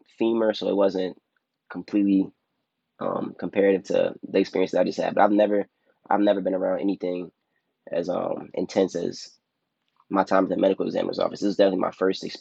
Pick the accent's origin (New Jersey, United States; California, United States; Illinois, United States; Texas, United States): Illinois, United States; Chicago; moved away as an adult; also born or lived in Atlanta; I grew up on the south side of Chicago in the Beverly neighborhood